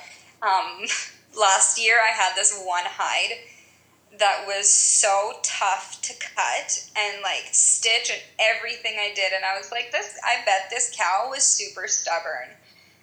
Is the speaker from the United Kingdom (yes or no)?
no; Canada; I'm from Canada